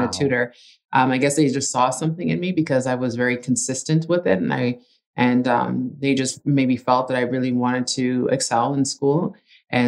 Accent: Ajax, Ontario, Canada; first language Italian; English is a second language; We're originally from Ajax and just commuted to school

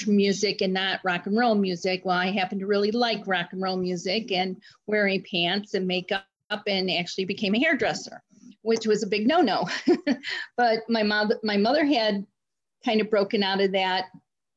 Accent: Cleveland, Ohio, United States; I am from Cleveland, Ohio, born and raised there

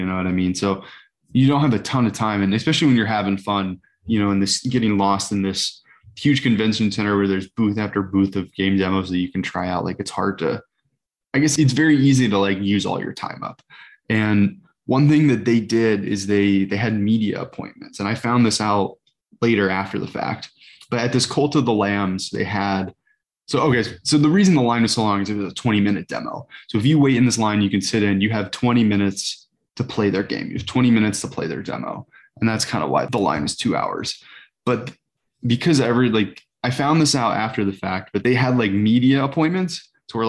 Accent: South Bend, Indiana, United States; growing up near South Bend

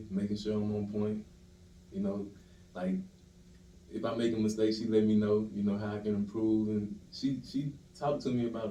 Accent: Louisiana, United States; I'm from Shadyville, Louisiana

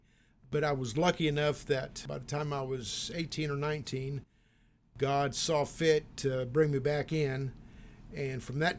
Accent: Central Valley, California, United States; I was born and raised in Central Valley in California

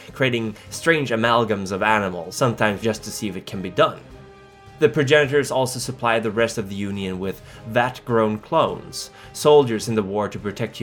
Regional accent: Stockholm, Stockholm County, Sweden; my hometown, Stockholm

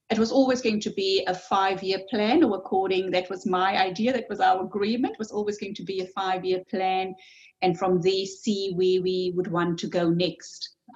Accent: Cape Town, Western Cape, South Africa; moved away as an adult; also born or lived in Germany; now in New Zealand; lived in Germany on and off for about 10 years. Um, I'm a psychologist, um, trained, worked, lived uh, first 30 years of my life in Cape Town, South Africa.

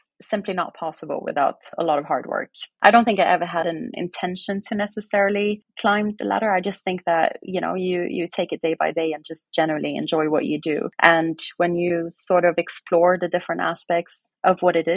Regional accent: West Coast of Sweden, Sweden; moved away as an adult; also born or lived in Norway; it was in a city in Sweden where I grew up on the West Coast.

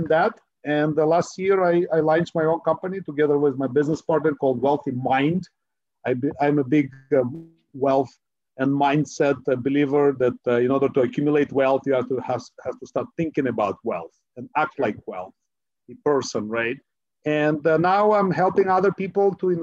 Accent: Ukraine; now in Silicon Valley, United States; my background is I was born in Ukraine. I'm an immigrant, a first generation immigrant. And I came to the United States

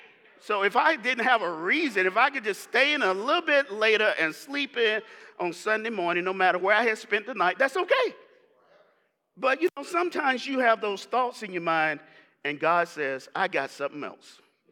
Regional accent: the South, United States; I grew up very religious in the South.

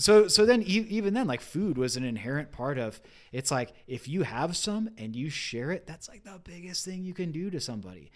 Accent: California, United States; I grew up in California

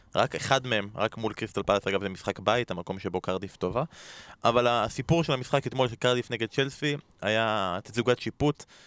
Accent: Israel; אנחנו כישראלים

